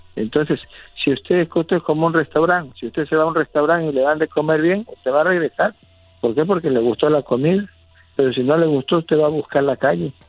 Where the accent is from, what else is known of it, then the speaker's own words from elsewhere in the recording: San Andrés Tuxtla, Veracruz, Mexico; also born or lived in Catemaco, Veracruz; nosotros somos de San Andrés de los Tuxlas, San Andrés de los Tuxtlas, aquí en Catemaco, Veracruz.